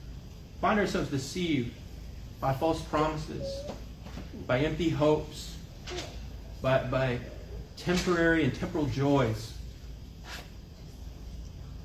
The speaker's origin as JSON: {"language": "English", "town": "Kansas City", "country": "United States", "tie": "born or raised there", "said": "I grew up in Kansas City. I'm a city boy"}